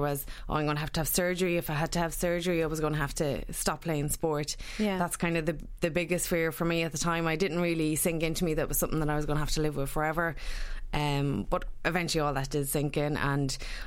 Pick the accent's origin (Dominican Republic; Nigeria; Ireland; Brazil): Ireland; Sligo, Connacht; moved away; I was originally from Sligo